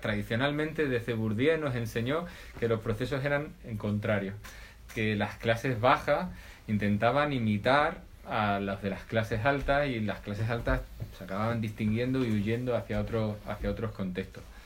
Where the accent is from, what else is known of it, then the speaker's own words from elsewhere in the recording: Extremadura, Spain; mi pueblo, de un pueblecito cerca del centro de Extremadura